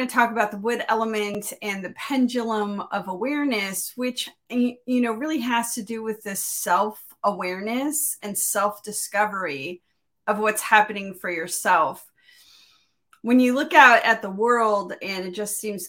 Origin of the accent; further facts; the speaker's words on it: Miami, Florida, United States; also born or lived in Pacific Northwest; now in Midwest, United States; I grew up in Miami